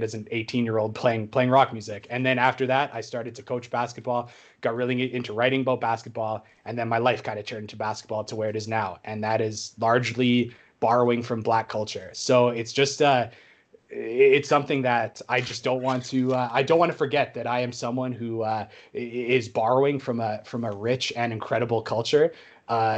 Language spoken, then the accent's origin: English; Canada; a Canadian white guy who grew up in the suburbs